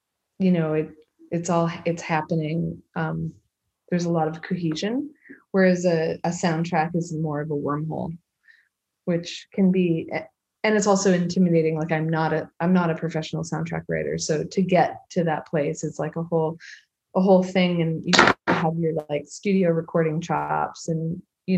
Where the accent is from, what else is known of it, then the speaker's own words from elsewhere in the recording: Vancouver Island, British Columbia, Canada; I'm from Vancouver Island, which is a very wild place